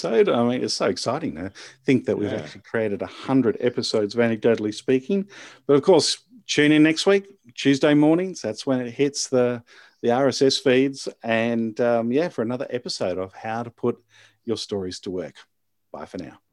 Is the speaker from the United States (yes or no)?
no; Australia